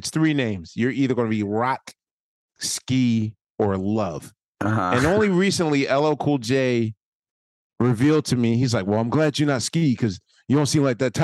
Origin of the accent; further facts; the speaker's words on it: Philadelphia, Pennsylvania, United States; I'm a Philadelphian